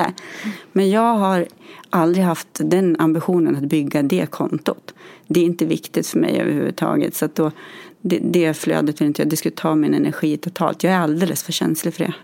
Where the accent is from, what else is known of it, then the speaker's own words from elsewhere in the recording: Gävle, Gävleborg County, Sweden; moved away as an adult; now in Gothenburg, Sweden; är från Gävle från början